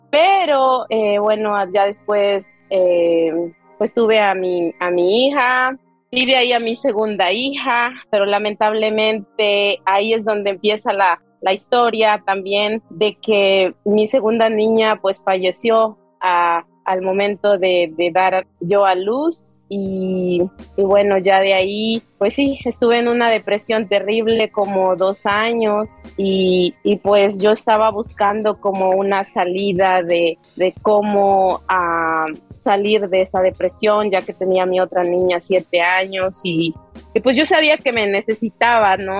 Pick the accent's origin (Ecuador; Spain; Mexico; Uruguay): Mexico; Tlapanalá, Puebla; moved away as an adult; also born or lived in Corona, Queens, New York; now in New York, United States; soy del, del, estado de Puebla, de un ranchito que se llama Astla y pertenece a Tlapanalá, azúcar de Matamoros, Puebla